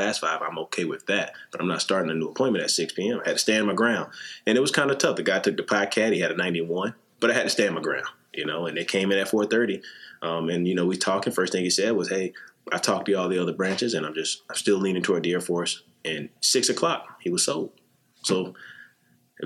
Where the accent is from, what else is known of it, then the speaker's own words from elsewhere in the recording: South Carolina, United States; moved away as an adult; I'm from South Carolina, small town